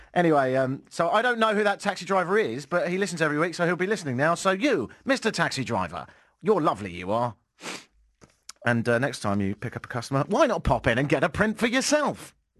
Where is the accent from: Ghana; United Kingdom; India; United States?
United Kingdom; England; moved away; I'm English